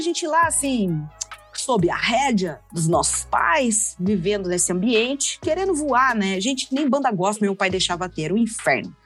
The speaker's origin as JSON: {"language": "Portuguese", "town": "Londrina", "region": "Paraná", "country": "Brazil", "tie": "born or raised there", "said": "A gente foi criado todo mundo em Londrina"}